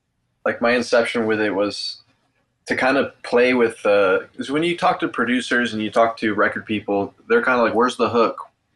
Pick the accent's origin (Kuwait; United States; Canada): Canada; Brampton, Ontario; also born or lived in Mississauga; Yeah, we both grew up in Brampton, too.